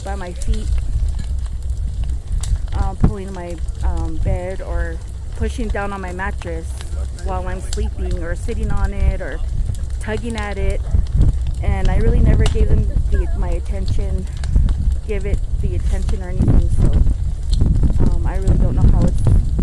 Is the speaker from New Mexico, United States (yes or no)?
yes; Farmington, New Mexico, United States; I'm from Farmington, New Mexico